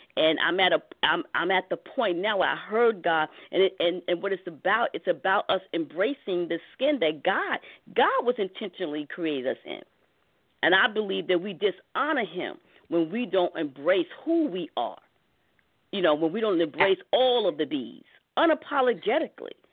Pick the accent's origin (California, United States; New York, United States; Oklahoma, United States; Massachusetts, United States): New York, United States; New York City; I grew up in Harlem, in Harlem, New York City.